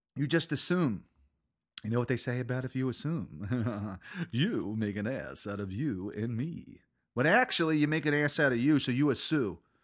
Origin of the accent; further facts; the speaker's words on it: United States; I'm an American